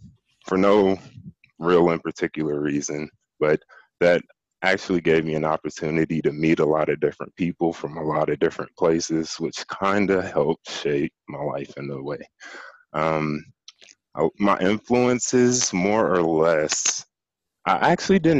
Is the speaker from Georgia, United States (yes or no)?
yes; Atlanta, Georgia, United States; was born and raised in Atlanta, Georgia, in the United States